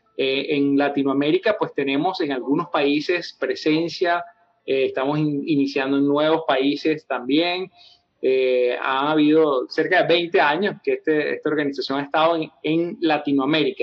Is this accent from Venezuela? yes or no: yes; Venezuela; estando yo en el campus universitario allá en Venezuela, de donde soy